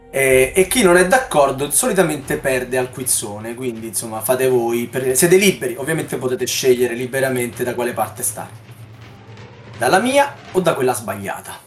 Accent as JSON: {"language": "Italian", "region": "Southern Italy", "country": "Italy", "said": "lo dico da terrone anch'io"}